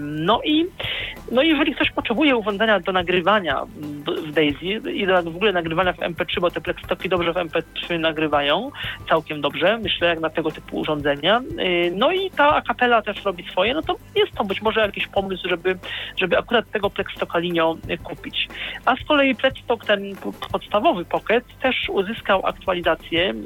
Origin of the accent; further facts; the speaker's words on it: Poznań, Greater Poland, Poland; jestem z Poznania